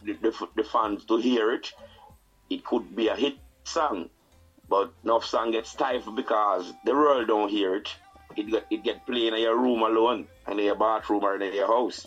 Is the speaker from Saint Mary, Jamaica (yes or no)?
no; Saint Elizabeth, Jamaica; moved away; also born or lived in Kingston, Jamaica; I'm from Saint Elizabeth